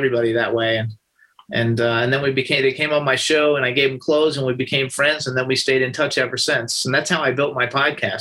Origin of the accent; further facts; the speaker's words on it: Florida, United States; moved away as an adult; also born or lived in Doylestown, Pennsylvania; now in California, United States; I was born in Florida, raised in Florida for like 48 years. I lived there